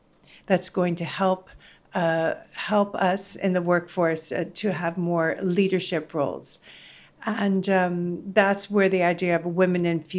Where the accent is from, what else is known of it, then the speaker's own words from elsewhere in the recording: United States; also born or lived in Netherlands; I'm American and Dutch.